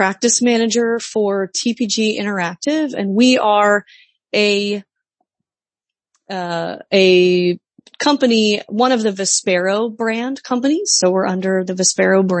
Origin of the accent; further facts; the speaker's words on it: Midwest, United States; moved away as an adult; now in Washington DC area, United States; I was raised in the Midwest. I moved to the Washington DC area right after college